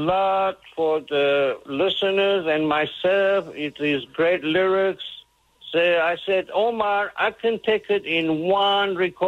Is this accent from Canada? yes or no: no; Addis Ababa, Ethiopia; moved away; I was born in Africa, Ethiopia, Addis Ababa